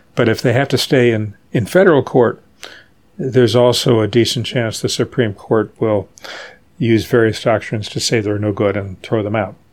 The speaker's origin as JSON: {"language": "English", "town": "Charleston", "region": "West Virginia", "country": "United States", "tie": "born or raised there", "moved": "as an adult", "lives_now": "New York, United States", "said": "I grew up in Charleston, West Virginia, which is a town dominated by the petrochemical industry."}